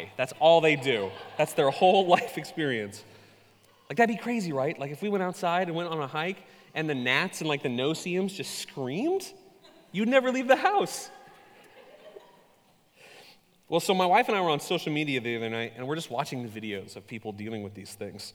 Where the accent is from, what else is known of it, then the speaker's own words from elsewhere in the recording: Ketchikan, Alaska, United States; I was born in Southeast Alaska, a town called Ketchikan. Many of you have been there. It is an island, and suffice it to say, the first 21 years of my life experience were not a varied